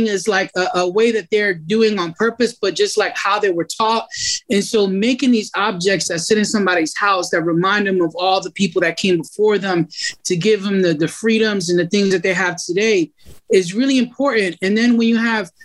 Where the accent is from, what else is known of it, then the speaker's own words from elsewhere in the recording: Philadelphia, Pennsylvania, United States; I'm from Kensington